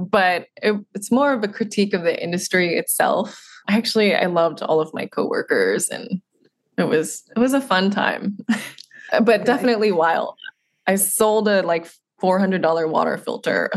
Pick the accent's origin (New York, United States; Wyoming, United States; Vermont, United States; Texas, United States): Texas, United States; Houston; growing up in Houston, Texas, all I wanted to do was be blonde and tan